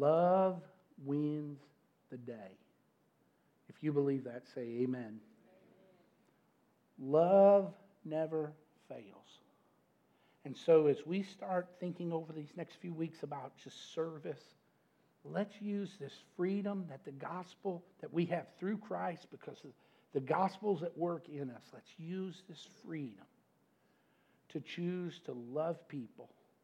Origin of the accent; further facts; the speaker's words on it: Glasgow, Kentucky, United States; I'm from Glasgow, Kentucky.